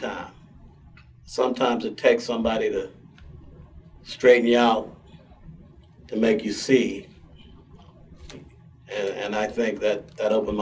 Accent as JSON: {"language": "English", "town": "Pittsburgh", "region": "Pennsylvania", "country": "United States", "tie": "born or raised there", "also_born_or_lived": "Virginia / Braddock, Pennsylvania", "said": "I was raised in, for the most part, in Homewood. I was born in Virginia, moved to Braddock at an early age, moved to Homewood in 1954"}